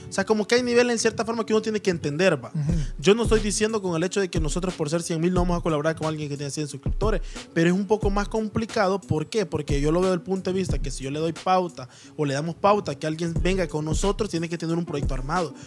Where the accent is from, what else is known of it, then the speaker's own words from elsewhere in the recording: Soyapango, San Salvador, El Salvador; como bichos de allá de soya